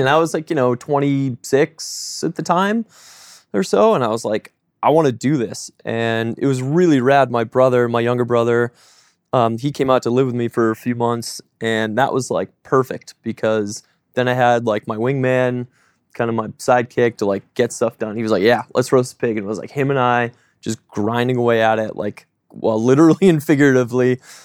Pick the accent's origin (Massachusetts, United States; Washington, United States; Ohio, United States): Massachusetts, United States; South Shore, south of Boston; now in Oregon, United States; growing up south of Boston, um, grew up frugal in a religious family